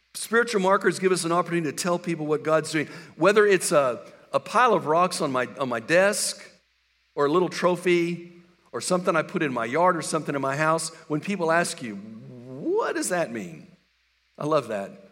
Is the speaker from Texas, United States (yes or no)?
yes; West Texas, United States; moved away; I grew up in West Texas